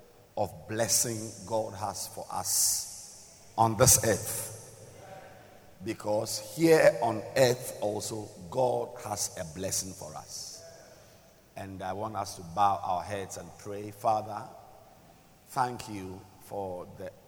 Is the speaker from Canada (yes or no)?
no; Ghana; I am a Ghanaian